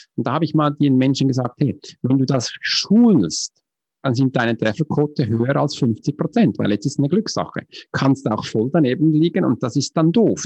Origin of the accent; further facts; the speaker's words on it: Switzerland; accent: Swiss; German is a second language; Du kannst mir schon anhören, ich bin Schweizer, mich ist Hochdeutsch eine Fremdsprache